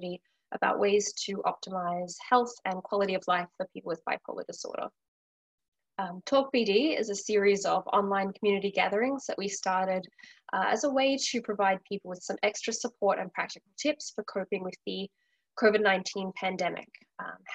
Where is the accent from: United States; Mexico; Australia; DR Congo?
Australia; moved away as an adult; now in Vancouver, Canada; I'm originally from Australia.